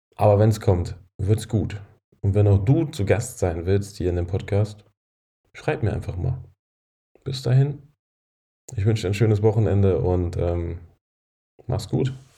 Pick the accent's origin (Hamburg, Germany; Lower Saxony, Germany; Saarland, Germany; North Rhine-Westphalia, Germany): Lower Saxony, Germany; Braunschweig; moved away; Braunschweig meine alte Heimat